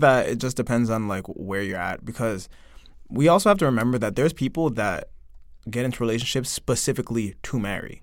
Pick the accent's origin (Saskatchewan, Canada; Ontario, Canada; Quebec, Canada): Ontario, Canada; Toronto; moved away as an adult; now in South Korea; I'm from Toronto